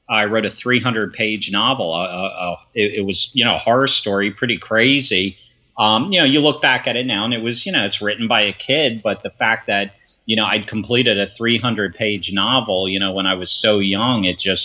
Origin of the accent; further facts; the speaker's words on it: Philadelphia, Pennsylvania, United States; born there; also born or lived in Grosse Ile, Michigan; Well, I was born in Philadelphia, and then from Philly, my family relocated out to Michigan for a few years. We lived there for about 3 years on a small island called Gros Ile. It's outside of Detroit.